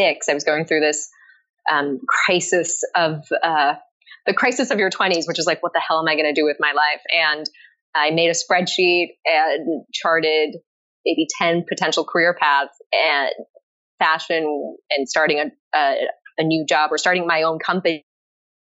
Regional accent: Japan; also born or lived in Paris, France; I was born in Paris, but I was raised primarily in Japan

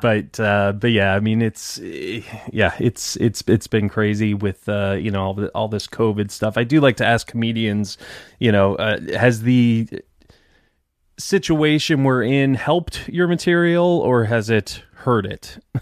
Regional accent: Detroit, Michigan, United States; moved away as an adult; now in Tampa, United States; I'm from Detroit originally

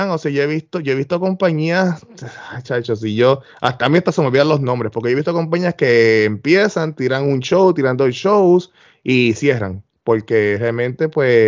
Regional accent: Puerto Rico; now in Florida, United States; pues yo voy a traer un poquito de las, de las ideas que yo vengo de Puerto Rico, pero las voy a aplicar a lo que es el old school

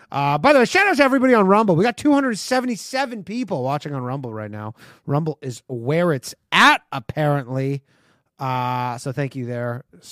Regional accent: Canada; now in United States; Cause like I grew up in Canada.

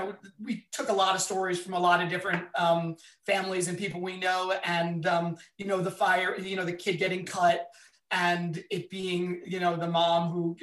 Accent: Philadelphia, Pennsylvania, United States; I'm from Philadelphia. So I think it's gotta be the Rocky and all the Rocky movies for me.

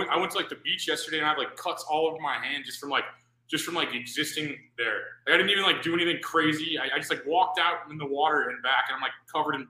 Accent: Missouri, United States; I'm from Missouri.

